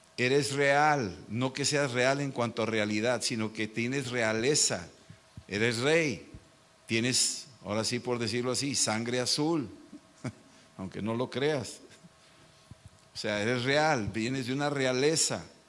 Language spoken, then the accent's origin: Spanish; Mexico; Yo soy mexicano